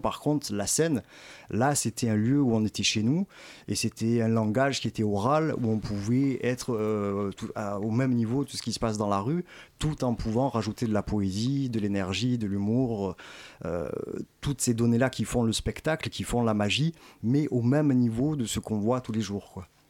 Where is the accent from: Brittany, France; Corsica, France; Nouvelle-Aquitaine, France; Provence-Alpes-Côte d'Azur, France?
Provence-Alpes-Côte d'Azur, France; Marseille; born or raised there